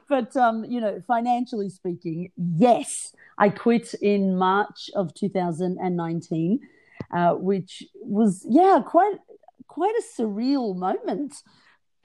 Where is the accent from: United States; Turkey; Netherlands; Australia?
Australia; I was born in Australia, but to migrant Greek parents. So I'm first generation Australian born.